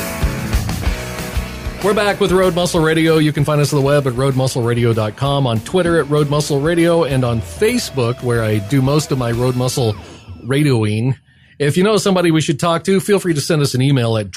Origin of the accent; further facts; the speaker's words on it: Branson, Missouri, United States; I grew up in Branson, Missouri, which was basically Arkansas North.